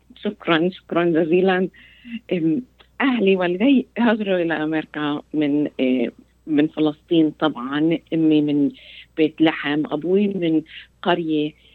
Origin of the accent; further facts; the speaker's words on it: United States; Arabic is a second language; تربيت أنا في أمريكا